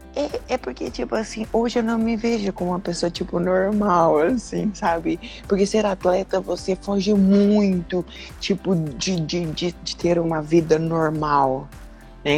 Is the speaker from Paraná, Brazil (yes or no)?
yes; Londrina, Paraná, Brazil; also born or lived in Curitiba; eu sou natural de Londrina, nasci em Londrina, morei até os X anos